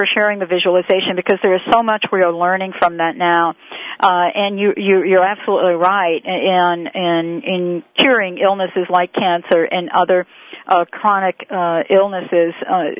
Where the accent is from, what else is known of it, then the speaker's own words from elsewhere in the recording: New York, United States; I grew up in New York